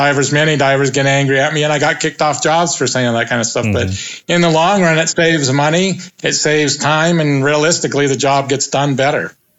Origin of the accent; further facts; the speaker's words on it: Moscow, Idaho, United States; born there; I'm not, no. No, I was born in Moscow, Idaho. No, I'm American.